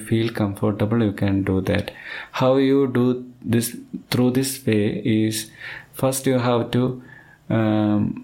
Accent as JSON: {"language": "English", "town": "Thiruvananthapuram", "region": "Kerala", "country": "India", "said": "I am from Thiruvananthapuram"}